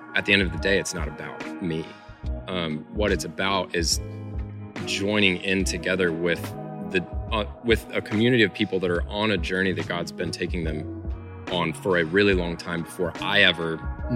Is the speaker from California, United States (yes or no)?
no; Illinois, United States; I'm originally from Illinois. I grew up there